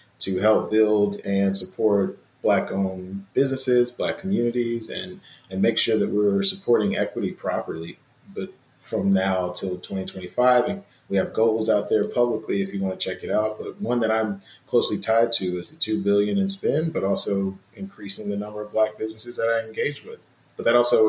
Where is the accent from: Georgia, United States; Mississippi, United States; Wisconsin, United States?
Mississippi, United States; I'm from Mississippi and I always think about my grandmother's chicken and dumplings.